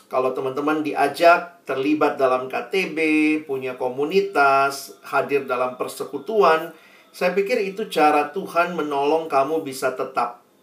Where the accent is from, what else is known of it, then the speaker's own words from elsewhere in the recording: Makassar, South Sulawesi, Indonesia; now in Jakarta, Indonesia; saya mahasiswa baru dari luar kota. Saya kuliah di UI, saya dari Makassar. Saya orang daerah, takut nggak punya teman di Jakarta.